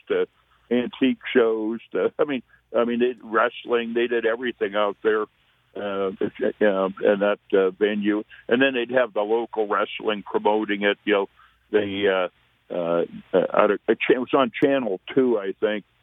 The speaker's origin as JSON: {"language": "English", "area": "Bay Area, Silicon Valley", "region": "California", "country": "United States", "tie": "born or raised there", "moved": "as an adult", "said": "I grew up in the Bay Area, uh, in Silicon Valley before it became Silicon Valley"}